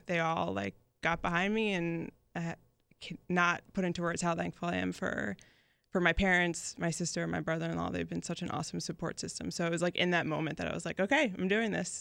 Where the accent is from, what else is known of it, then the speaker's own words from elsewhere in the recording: Newtown, Pennsylvania, United States; moved away as an adult; also born or lived in Philadelphia; now in Jacksonville Beach, United States; from Newtown, Bucks County. So it's about, like, forty minutes outside of the city. Um, that's where I grew up.